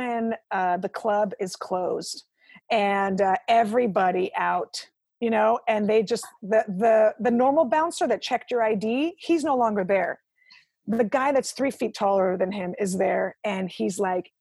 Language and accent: English; Ukraine; moved away; I was born in the Ukraine